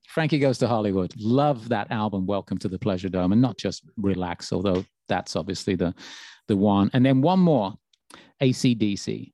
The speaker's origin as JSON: {"language": "English", "town": "Birmingham", "region": "West Midlands", "country": "United Kingdom", "tie": "born or raised there", "moved": "yes", "said": "my hometown"}